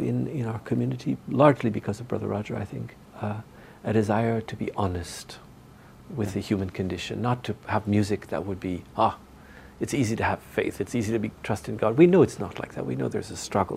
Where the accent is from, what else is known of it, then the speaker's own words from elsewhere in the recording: Northern Ontario, Canada; moved away as an adult; now in Taizé, France; I'm from Northern Ontario